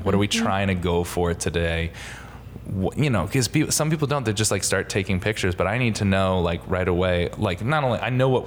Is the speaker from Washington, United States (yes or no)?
no; Connecticut, United States; I am from Connecticut